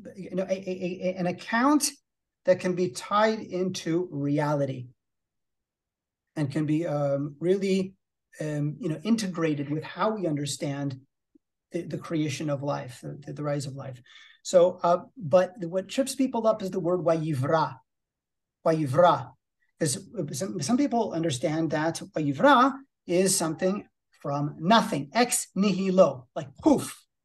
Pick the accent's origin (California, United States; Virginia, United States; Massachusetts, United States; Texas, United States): California, United States; I'm from California